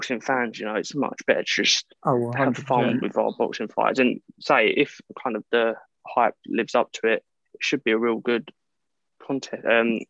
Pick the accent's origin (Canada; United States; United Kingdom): United Kingdom; as a British fan, he's not really known over here.